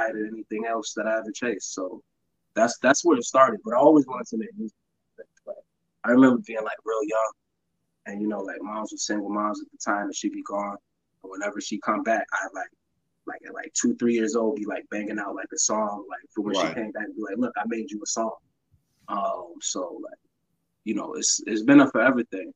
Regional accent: New York City, New York, United States; also born or lived in Buffalo, New York; My mom's remarried and moved to Brooklyn when I was young, but I spent all my summers out there

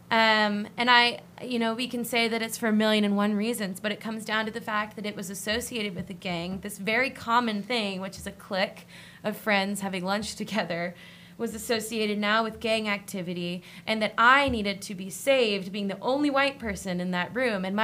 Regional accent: New Bern, North Carolina, United States; I grew up in New Bern for 18 years

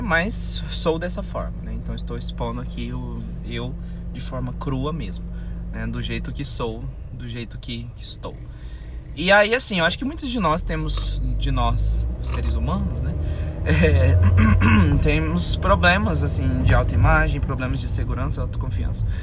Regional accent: Campo Grande, Mato Grosso do Sul, Brazil; sou brasileiro. É, sou brasileiro, campograndense, sou mato-grossense

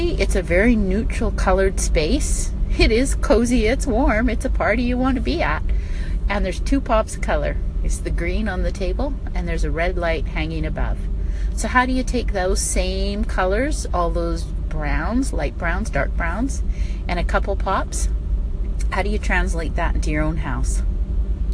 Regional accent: United States; now in Canada; as an American living in Canada

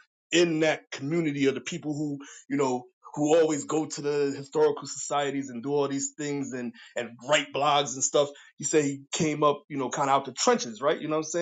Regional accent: New York, United States; now in Darlington, United States; I'm living in Darlington right now. And I came from New York because my family been here.

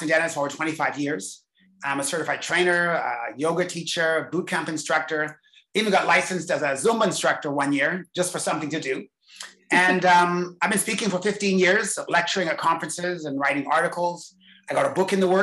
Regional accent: England, United Kingdom; I was born in England

